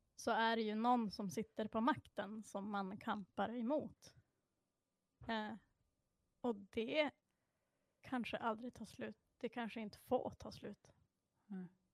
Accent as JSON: {"language": "Swedish", "town": "Sorsele", "region": "Västerbotten County", "country": "Sweden", "tie": "born or raised there", "said": "jag är ju då från Sorsele"}